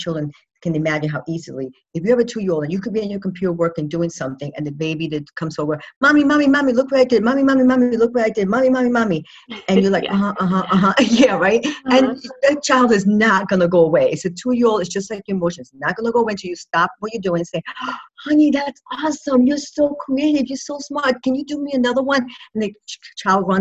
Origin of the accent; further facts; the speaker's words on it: New York, United States; moved away; I'm originally a New Yorker